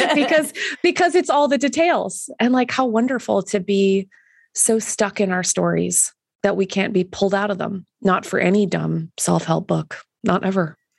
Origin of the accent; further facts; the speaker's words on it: Canada; being Canadian